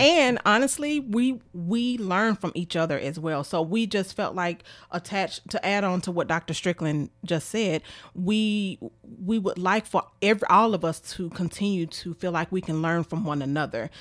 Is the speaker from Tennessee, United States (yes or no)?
yes; Memphis, Tennessee, United States; I am from Memphis, Tennessee. I graduated from White Haven High School